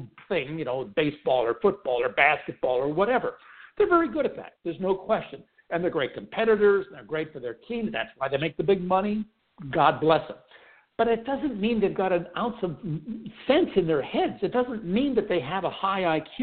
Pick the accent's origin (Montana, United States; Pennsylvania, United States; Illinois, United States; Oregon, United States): Pennsylvania, United States; Pittsburgh; When I was a kid, growing up in Pittsburgh